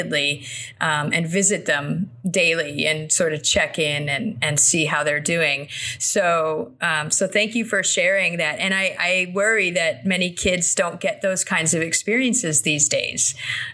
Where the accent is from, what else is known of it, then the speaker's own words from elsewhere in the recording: South Florida, United States; I grew up in South Florida